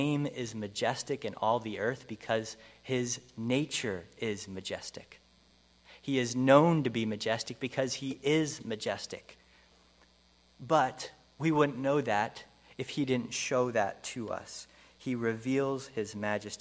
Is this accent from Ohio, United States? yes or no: no; Pennsylvania, United States; moved away; I grew up in Pennsylvania